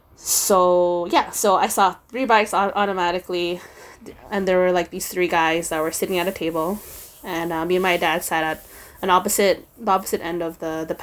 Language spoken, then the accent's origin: English; Philippines; for those of you who don't know, I am Filipino, super proud, as I wasn't very proud growing up